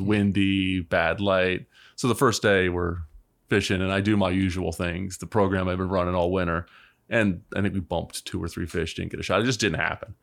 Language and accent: English; Baltimore, Maryland, United States; I grew up in Baltimore